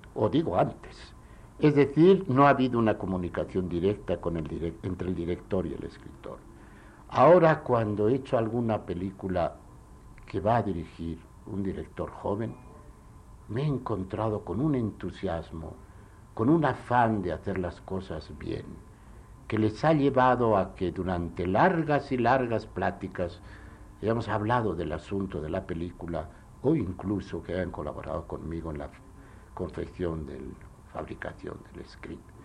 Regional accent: Spain; en mi país, en España

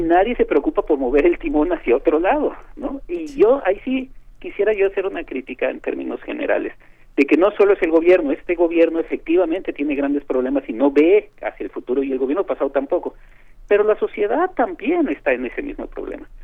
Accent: Mexico; como mexicanos

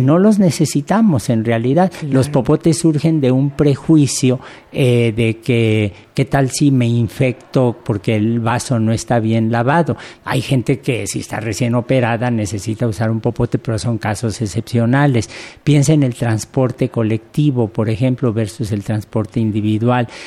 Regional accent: Mexico; uno como mexicano

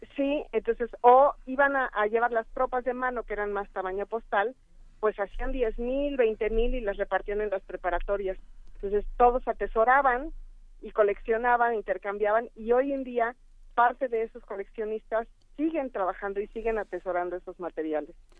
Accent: Mexico; como mexicanos

